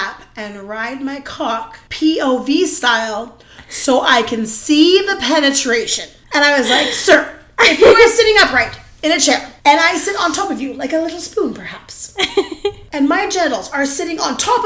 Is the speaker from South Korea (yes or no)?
no; Canada; we're Canadian